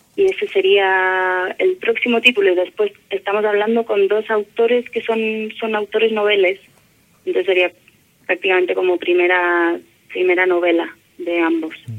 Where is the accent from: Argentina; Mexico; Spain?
Spain; moved away as an adult; now in Valparaíso, Chile; soy española